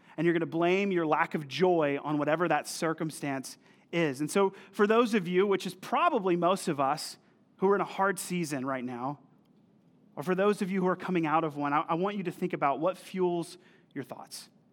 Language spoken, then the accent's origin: English; North Carolina, United States; also born or lived in Missouri; I'm from North Carolina, actually from the town that we planted in, and I moved to Missouri to go to a small Bible college